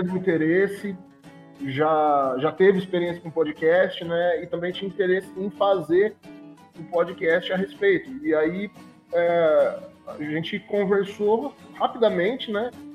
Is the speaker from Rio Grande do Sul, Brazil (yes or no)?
no; interior of São Paulo, Brazil; eu sou daqui do interior de São Paulo